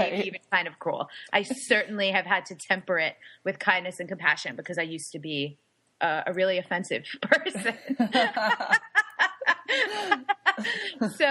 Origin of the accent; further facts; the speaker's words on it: New York, United States; now in San Diego, United States; My family, I'm Italian and Puerto Rican, and I'm a New Yorker